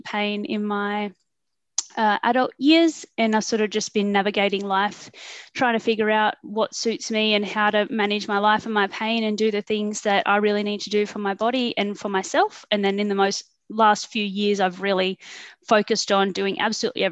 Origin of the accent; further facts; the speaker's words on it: northern New South Wales, Australia; also born or lived in Sydney; I was born in Sydney. We moved up to northern New South Wales, just a little town, and sort of just started school there.